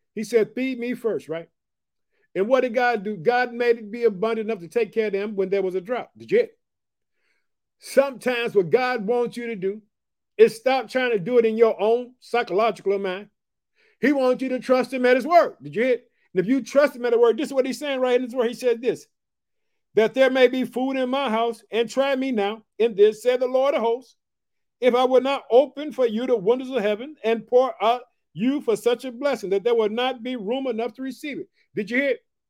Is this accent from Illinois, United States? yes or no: yes; Illinois, United States; also born or lived in Chicago; the state of Illinois. It's my home state. I reside in the city of Chicago in the state of Illinois.